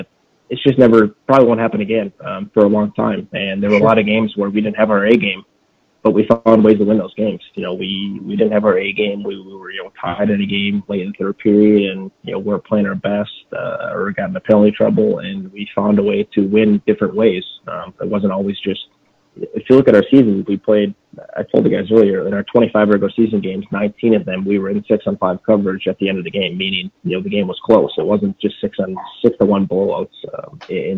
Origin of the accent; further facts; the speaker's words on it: Stevens Point, Wisconsin, United States; I'm actually originally from Stevens Point. I grew up here